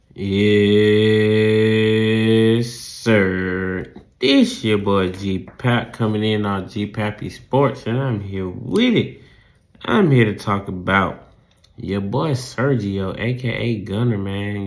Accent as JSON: {"language": "English", "region": "the South", "country": "United States", "accent": "southern", "said": "my southern accent"}